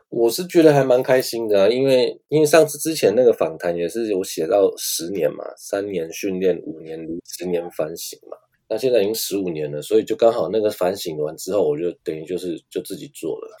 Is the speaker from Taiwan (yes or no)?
yes; Taiwan; moved away as an adult; now in Japan; 我当初也是在台湾就已经说，呃，做了助理，然后也在台湾学摄影